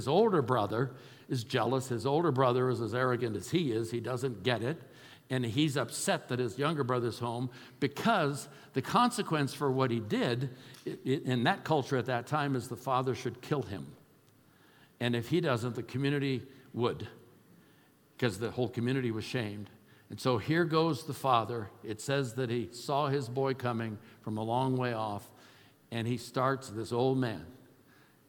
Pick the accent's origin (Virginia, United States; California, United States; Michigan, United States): California, United States; Oakland; moved away; I'm a kid from East Oakland. I'm not a Yaley. I'm not a Harvard guy. Wasn't raised with money